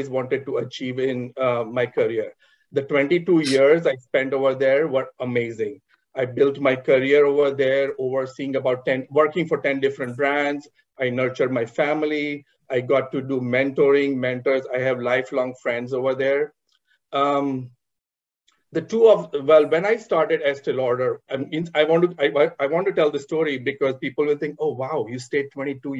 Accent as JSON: {"language": "English", "town": "Mumbai", "region": "Maharashtra", "country": "India", "tie": "born or raised there", "said": "I was born and raised in Mumbai in an entrepreneur family."}